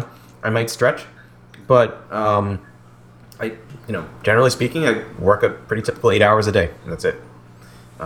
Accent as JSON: {"language": "English", "town": "Newton", "region": "Massachusetts", "country": "United States", "tie": "born or raised there", "also_born_or_lived": "Concord, Massachusetts / Marlborough, Massachusetts", "said": "I grew up in Marlborough, Massachusetts for less than a year. Then I moved to Newton."}